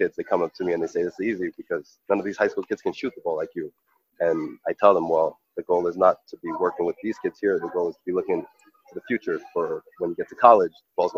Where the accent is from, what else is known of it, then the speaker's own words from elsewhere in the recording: New York, United States; I was born and raised in New York, but I grew up like a Haitian